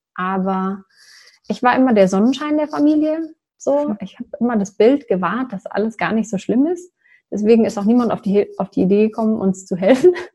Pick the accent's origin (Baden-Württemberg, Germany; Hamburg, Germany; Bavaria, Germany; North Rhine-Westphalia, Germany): Bavaria, Germany; near Würzburg; ich komme aus der Nähe vom schönen Würzburg